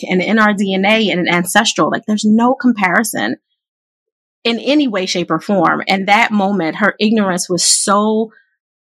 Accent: Philadelphia, Pennsylvania, United States; growing up in Philly

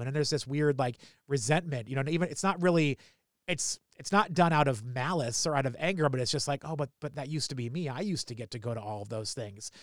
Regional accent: New Hampshire, United States; now in Baltimore, United States; I'm from New Hampshire

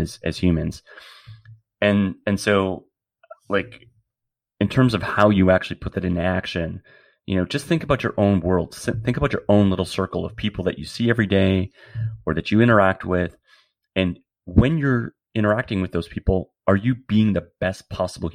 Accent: Wisconsin, United States; moved away; also born or lived in San Francisco; a young gay man growing up in Wisconsin, eventually moving to San Francisco

